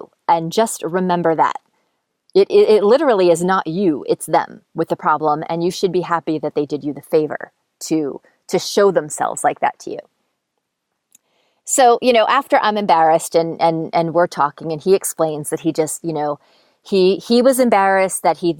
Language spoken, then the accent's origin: English; East Coast, United States; And I'm from the East Coast. So I was flying home at Christmas time.